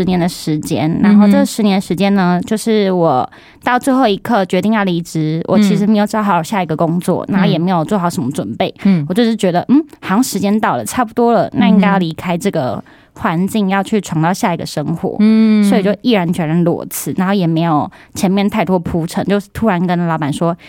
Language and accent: Chinese; Pingtung County, Taiwan; moved away; 屏东，我是屏东人。